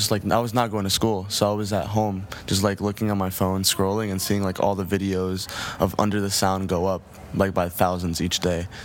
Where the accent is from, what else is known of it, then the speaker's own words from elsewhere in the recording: New Jersey, United States; Yeah, I mean, New Jersey has always been very calm to me. I mean, I grew up around a very musical family who always just like loved music.